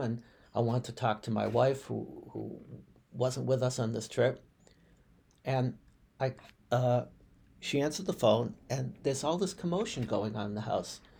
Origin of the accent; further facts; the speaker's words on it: Boston, Massachusetts, United States; moved away; the suburb of Boston right next to where I grew up in Brighton, within the city.